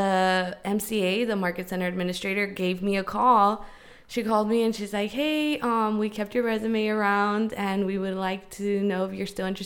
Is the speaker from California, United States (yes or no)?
yes; Chula Vista, California, United States; I am from West Chula Vista